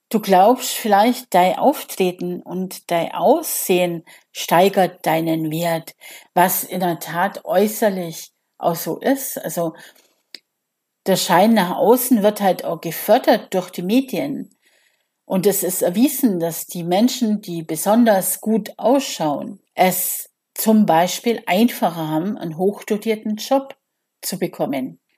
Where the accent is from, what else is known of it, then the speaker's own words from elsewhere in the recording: Bavaria, Germany; Also ich komme ja aus Bayern und er war natürlich der Held unserer Jugend damals mit Pop nach acht im Radio.